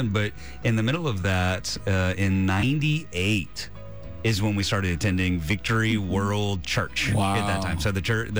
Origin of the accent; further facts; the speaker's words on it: the South, United States; I grew up in the South, Presbyterian. I mean, 99.9% white in every single congregation I'd ever been in.